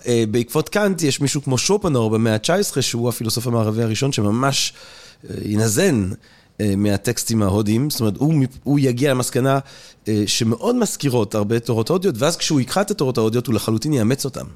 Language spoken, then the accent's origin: Hebrew; Antwerp, Flanders, Belgium; moved away; אני אנטוורפן של שנות ה-80